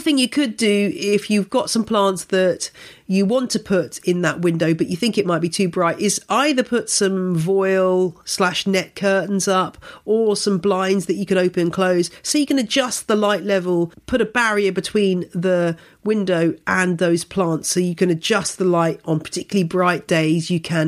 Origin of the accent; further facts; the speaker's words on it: United Kingdom; I find as a British plant person that it's kind of interesting being part of this global community